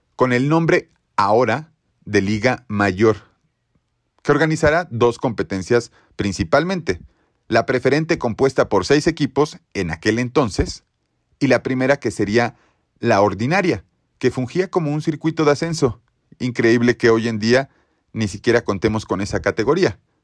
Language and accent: Spanish; Mexico